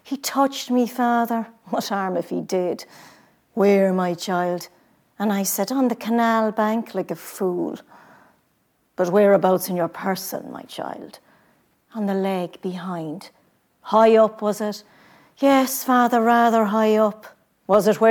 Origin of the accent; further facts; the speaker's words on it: Carrick-on-Suir, Ireland; I grew up in Carrigansure in the Clancy Brother household